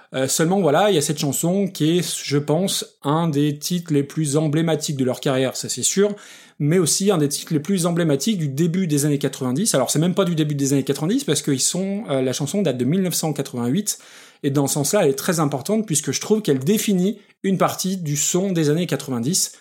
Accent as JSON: {"language": "French", "country": "France", "said": "en tant que français, avec un très très mauvais accent anglais"}